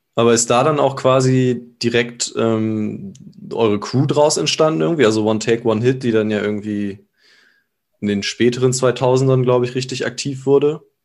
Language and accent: German; Germany; Ich komme aus, äh, aus der Nähe von Bremen